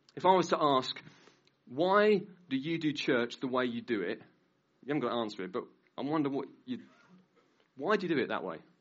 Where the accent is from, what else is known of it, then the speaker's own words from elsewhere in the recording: Norwich, East of England, United Kingdom; I've lived in Norwich all my life, I've been a Christian, though, now for about 19 years, 20 years